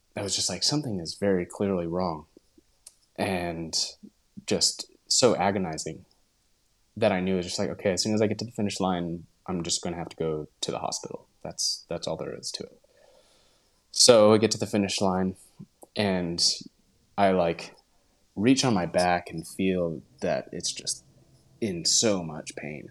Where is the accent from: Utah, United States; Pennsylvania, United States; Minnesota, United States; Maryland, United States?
Utah, United States; moved away as an adult; also born or lived in Portland, Oregon; now in Tarragona, Spain; I grew up in Utah